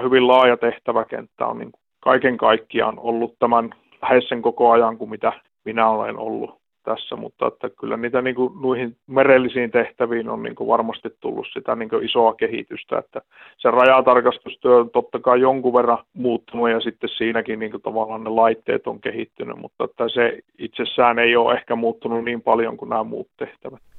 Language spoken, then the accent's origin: Finnish; Tornio, Lapland, Finland; now in Oulu, Finland; mä oon itsekin Torniosta lähtösi ja, ja tosiaan yhdeksänkymmentäluvun loppupuolella on muuttanut sieltä Ouluun